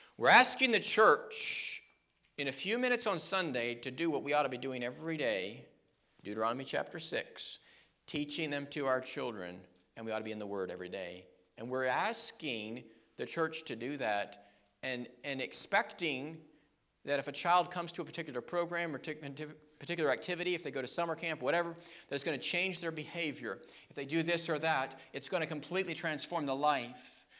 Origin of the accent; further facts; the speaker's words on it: United States; we as American people